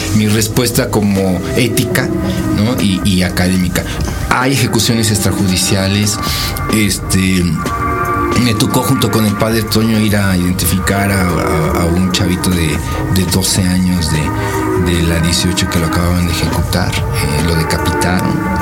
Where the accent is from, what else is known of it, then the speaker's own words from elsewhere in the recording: Mexico; soy mexicano